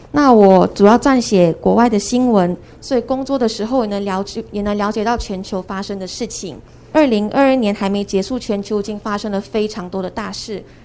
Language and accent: Chinese; George Town, Penang, Malaysia; moved away as an adult; now in Taiwan; 我来自槟城马来西亚。那我们家是在二零零三年的时候就开始接触慈济。我当时是八岁。那， 那也是我第一次参加慈幼班